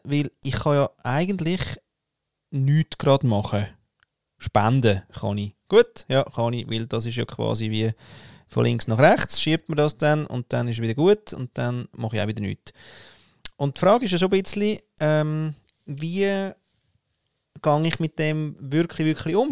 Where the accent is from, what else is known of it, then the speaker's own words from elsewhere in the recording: Austria; als Österreicher